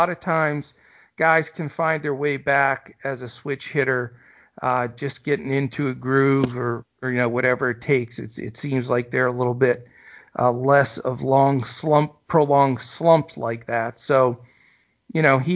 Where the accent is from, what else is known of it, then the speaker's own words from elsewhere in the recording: Western Pennsylvania, United States; I grew up in Western PA and went to a lot of Pirates games as a kid growing up